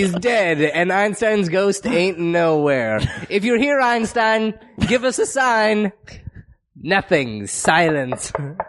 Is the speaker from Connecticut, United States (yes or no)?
yes; Connecticut, United States; I grew up in Connecticut